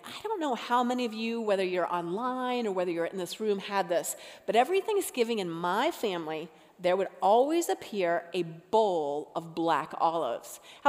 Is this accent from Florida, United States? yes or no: yes; Florida, United States; born there; also born or lived in North Carolina / Colorado / Utah / Alaska; I was born in Florida, lived in North Carolina, Colorado, Utah, Alaska, all these places.